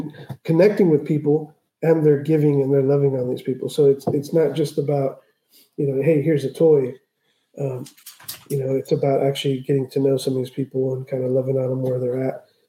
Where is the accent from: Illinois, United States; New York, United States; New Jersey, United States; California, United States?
California, United States; South Bay; born or raised there; also born or lived in Tijuana, Mexico